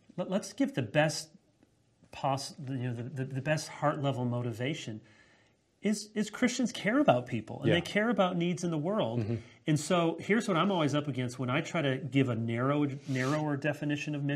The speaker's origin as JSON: {"language": "English", "country": "United States", "said": "I'm speaking as American"}